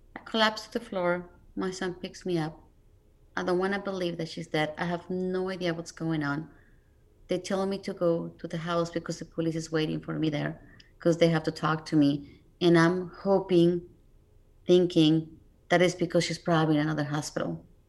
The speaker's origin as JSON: {"language": "English", "region": "Mexico City", "country": "Mexico", "tie": "born or raised there", "moved": "yes", "said": "I'm originally from Mexico City, so I didn't grow up here"}